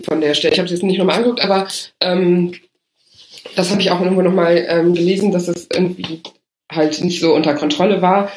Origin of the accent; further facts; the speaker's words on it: Rhineland, Germany; als Rheinländerin